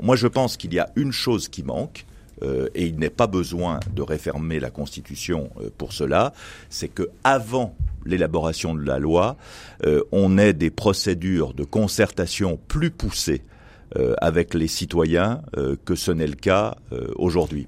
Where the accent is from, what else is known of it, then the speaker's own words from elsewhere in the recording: Tarentaise valley, Auvergne-Rhône-Alpes, France; je suis né dans ma vallée de Tarentaise